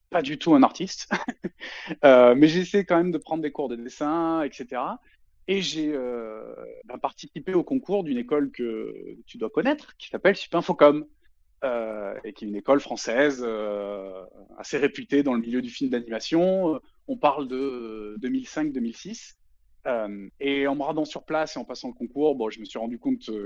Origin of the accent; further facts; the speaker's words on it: Avignon, Provence-Alpes-Côte d'Azur, France; Je suis originaire du sud-est de la France, plus particulièrement Avignon. L'accent, il s'entend pas trop, mais c'est parce que j'ai pas mal bougé et je l'ai jamais vraiment eu en fait.